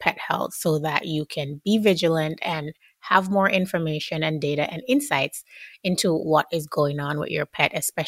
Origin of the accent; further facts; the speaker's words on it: Jamaica; I'm Jamaican